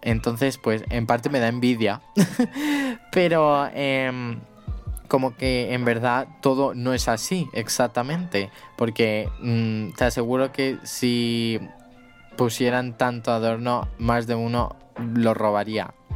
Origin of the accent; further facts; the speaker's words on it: Spain; soy de España